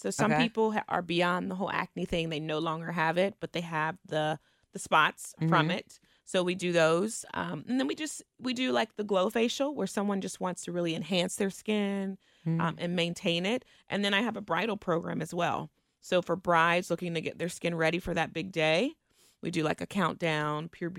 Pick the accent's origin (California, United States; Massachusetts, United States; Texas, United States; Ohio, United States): Ohio, United States; Cincinnati; also born or lived in Indiana; I grew up in Kennedy Heights.